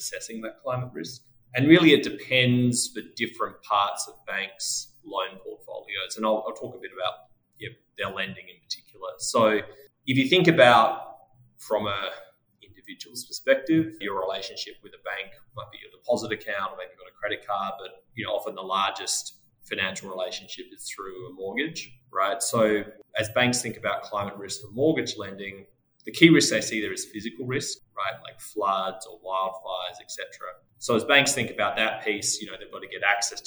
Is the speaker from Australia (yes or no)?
yes; Australia; accent: Australian; moved away as an adult; now in United States; As you may be able to tell from my accent, I started my career in Australia, moved to the US 12 years ago